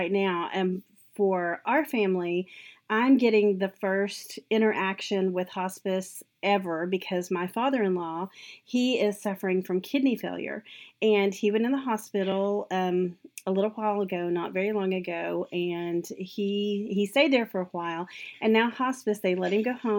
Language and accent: English; the South, United States; accent: southern; my southern accent